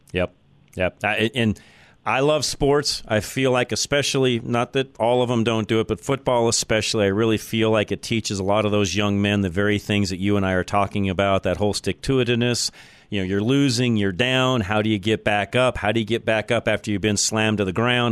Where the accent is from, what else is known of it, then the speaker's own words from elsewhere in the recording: Boulder, Colorado, United States; I am a native of, of Boulder, so uh, there's not too many of us around left